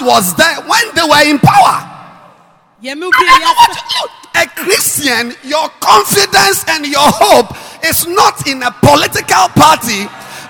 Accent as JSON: {"language": "English", "country": "Ghana", "said": "we are Ghanaians. I'm not Togolese"}